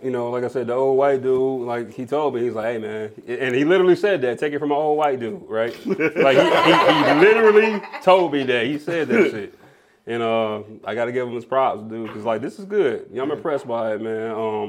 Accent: New York City, New York, United States; I'm from New York City

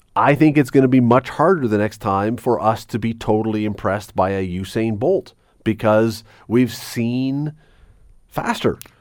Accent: Toronto, Ontario, Canada; now in Hamilton, Canada; I grew up in Toronto

